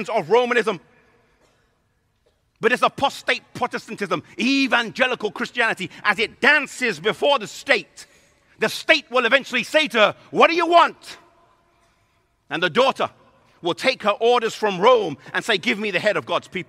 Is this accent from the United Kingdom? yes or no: yes; England, United Kingdom; I'm from England